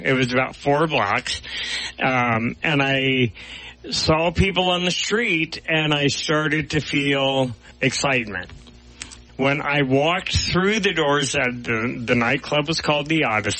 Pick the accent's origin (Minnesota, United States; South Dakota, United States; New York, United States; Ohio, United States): Ohio, United States; Dayton; moved away; when I grew up in Ohio